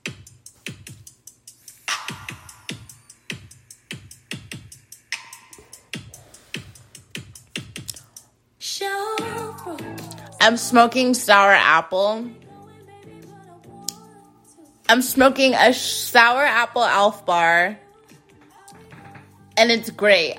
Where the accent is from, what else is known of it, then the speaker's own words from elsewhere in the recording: United States; I'm an American. I'm an American.